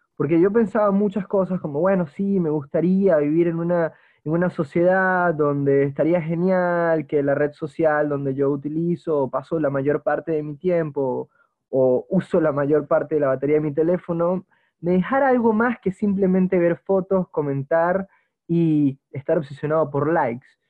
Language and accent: Spanish; Margarita Island, Nueva Esparta, Venezuela; mi bisabuelo fue una persona que declaró el lugar donde yo nací, la Margarita, Venezuela